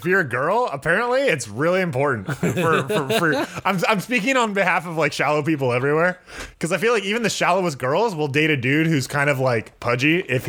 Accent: California, United States; As a Californian

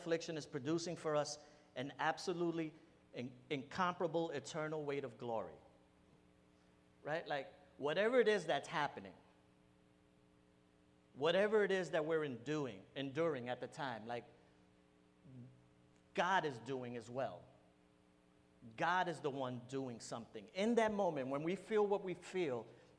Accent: New York City, New York, United States; I'm Puerto Rican, I'm from New York. I hung out in bodegas my whole life

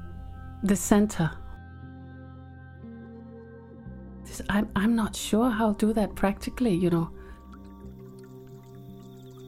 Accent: Whanganui, Manawatū-Whanganui, New Zealand; moved away; I grew up in New Zealand and we lived by this river. And my family immigrated to New Zealand in the 70s and we lived in Whanganui

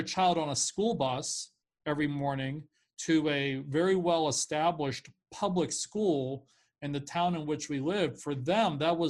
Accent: Pittsburgh, Pennsylvania, United States; also born or lived in Puerto Rico; But I was 1 year old when they moved from Puerto Rico to Pittsburgh, Pennsylvania, the city where I have lived for the rest of my life. Yes, I was born there. Yes, I am Puerto Rican through and through.

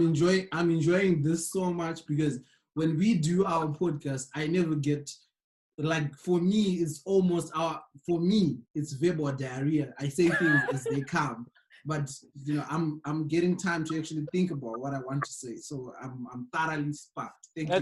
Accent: Zimbabwe; moved away

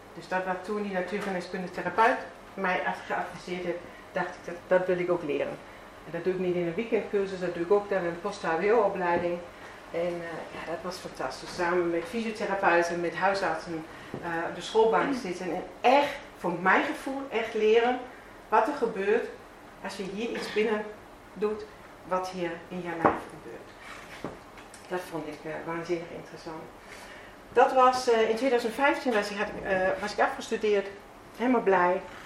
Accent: Bavaria, Germany; Dutch is a second language; moved away as an adult; also born or lived in Veendam, Netherlands; now in Netherlands; Ik kom zelf uit Zuid-Duitsland

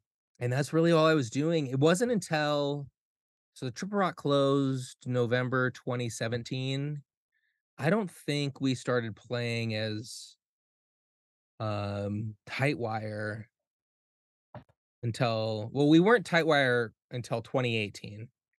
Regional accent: South Dakota, United States; moved away as an adult; now in Minneapolis, United States; the reason why I moved to Minneapolis from South Dakota when I graduated high school was because I knew that's where they were.

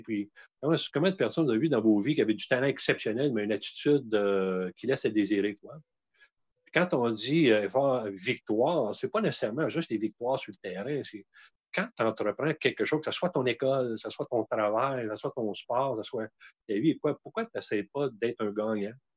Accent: Outaouais, Quebec, Canada; chez nous en Outaouais

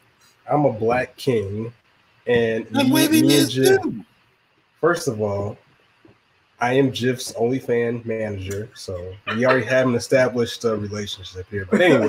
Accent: Augusta, Georgia, United States; also born or lived in Italy; I was born in Italy, but I'm from Augusta.

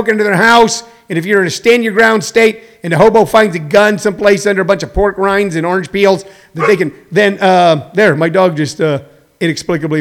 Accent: United States; I grew up in Jefferson County

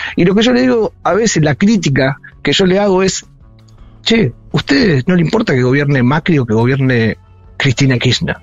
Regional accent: Saladillo, Buenos Aires Province, Argentina; moved away; mi pueblo también, yo soy de Saladillo

